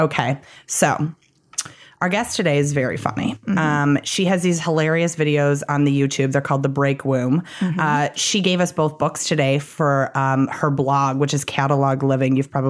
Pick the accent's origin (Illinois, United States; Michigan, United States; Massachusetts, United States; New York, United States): Illinois, United States; Chicago; moved away; somebody who grew up in Chicago and was an improviser in Chicago